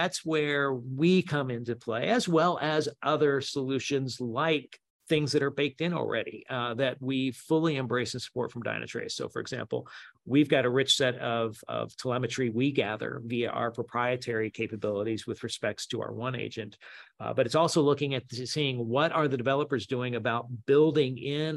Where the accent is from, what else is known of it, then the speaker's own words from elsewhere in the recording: Memphis, Tennessee, United States; I'm from Memphis, Southern redneck